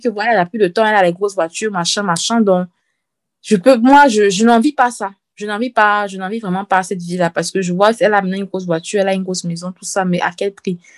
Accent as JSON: {"language": "French", "country": "Cameroon", "tie": "born or raised there", "moved": "yes", "said": "quand j'étais petite euh, au Cameroun"}